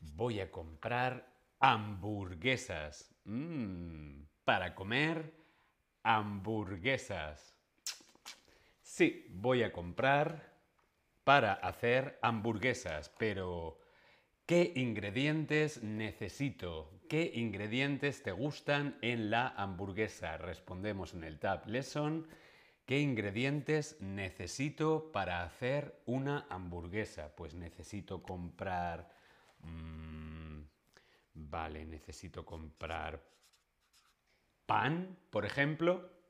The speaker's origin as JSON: {"language": "Spanish", "country": "Spain", "said": "soy español"}